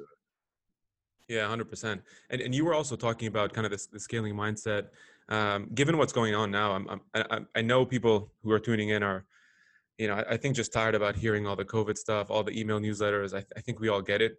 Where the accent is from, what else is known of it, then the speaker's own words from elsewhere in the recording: Lebanon; also born or lived in Canada / Middle East; now in Chicago, United States; I was born in Lebanon uh, lived there for probably half my life